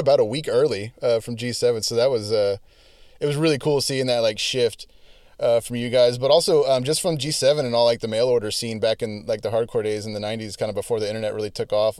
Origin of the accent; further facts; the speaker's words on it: United States; as an American